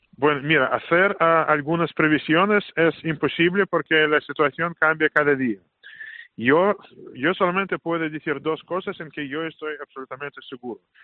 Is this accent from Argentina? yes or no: no; Saint Petersburg, Russia; Spanish is a second language; moved away as an adult; now in Madrid, Spain; San Petersburgo es mi ciudad natal